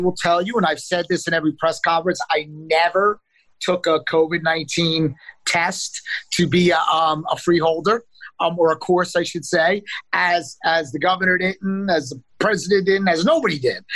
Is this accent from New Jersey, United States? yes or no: yes; Neptune City, New Jersey, United States; also born or lived in Asbury Park, New Jersey; my hometown of Neptune City